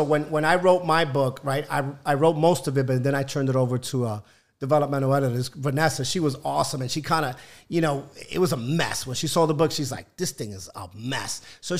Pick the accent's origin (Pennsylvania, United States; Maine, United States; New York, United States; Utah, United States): New York, United States; Bronx; born there; I was born in Bronx, Lebanon.